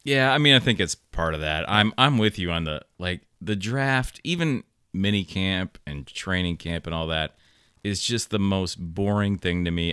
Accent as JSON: {"language": "English", "region": "Michigan", "country": "United States", "tie": "born or raised there", "said": "I grew up a lot in Michigan"}